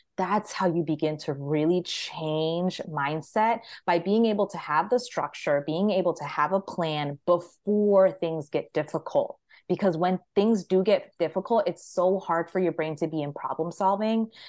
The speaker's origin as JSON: {"language": "English", "region": "Maryland", "country": "United States", "said": "I'm from Maryland."}